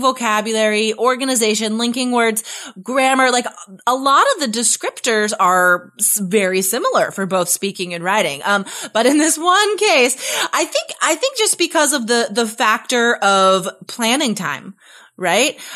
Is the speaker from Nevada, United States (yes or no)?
yes; Carson City, Nevada, United States; moved away as an adult; also born or lived in Spain; my hometown. Uh, I'm from Carson City, Nevada